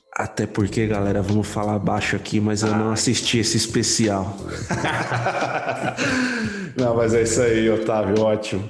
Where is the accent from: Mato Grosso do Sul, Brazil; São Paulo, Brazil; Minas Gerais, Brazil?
São Paulo, Brazil; Sou mais paulistano que o senhor, porque eu nasci em São Paulo